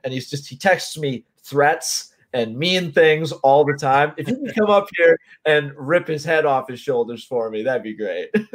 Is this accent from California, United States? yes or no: no; Connecticut, United States; moved away as an adult; now in South Jersey, United States; I grew up in Connecticut